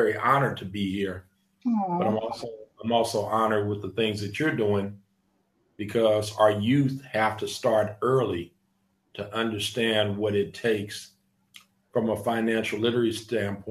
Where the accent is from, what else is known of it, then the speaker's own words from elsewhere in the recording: Los Angeles, California, United States; I'm a native of Los Angeles, which is very rare these days because so many folks are transplants from somebody else, somewhere else. And I'm a native of Los Angeles. I grew up in Watts